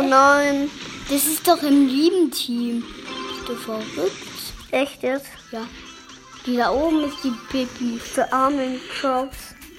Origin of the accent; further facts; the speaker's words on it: Germany; Ich bin kein Englischer, ich bin Deutscher